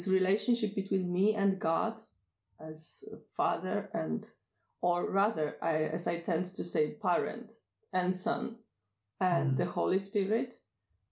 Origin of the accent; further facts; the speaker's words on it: Poland; first language Polish; English is a second language; Poland is my home country. It's It's not a very good place to live, but it's mine. I've been born here. I've been raised here.